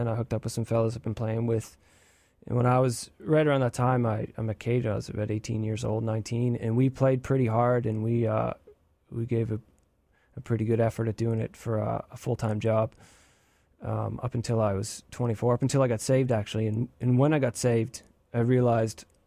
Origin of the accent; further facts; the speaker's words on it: Eastern Canada, Canada; now in United States; I'm from Canada, Eastern Canada.